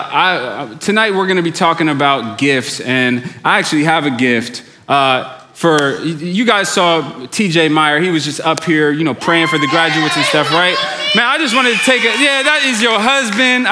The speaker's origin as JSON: {"language": "English", "region": "New York", "country": "United States", "tie": "born or raised there", "moved": "yes", "said": "I grew up in New York"}